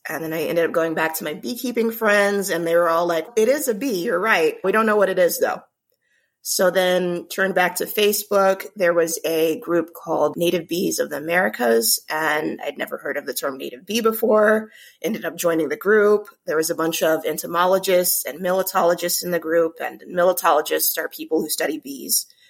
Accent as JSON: {"language": "English", "town": "Omaha", "region": "Nebraska", "country": "United States", "tie": "born or raised there", "said": "I'm from Omaha, Nebraska, originally born and raised"}